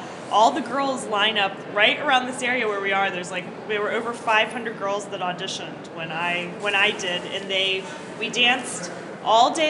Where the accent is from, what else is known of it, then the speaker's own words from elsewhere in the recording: Florida, United States; I'm from Florida